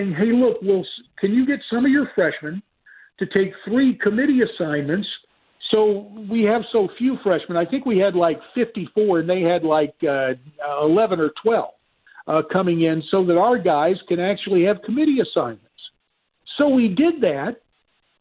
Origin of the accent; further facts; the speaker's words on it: North Carolina, United States; now in Arizona, United States; my home state of Arizona and in my native state of North Carolina